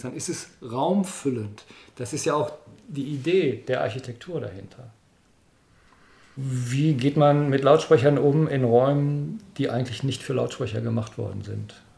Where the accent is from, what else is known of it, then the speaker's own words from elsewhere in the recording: Dortmund, North Rhine-Westphalia, Germany; ich bin ja Dortmunder